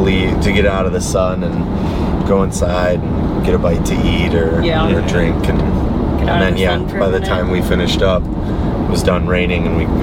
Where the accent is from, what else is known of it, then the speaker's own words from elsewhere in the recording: Michigan, United States; we're from Michigan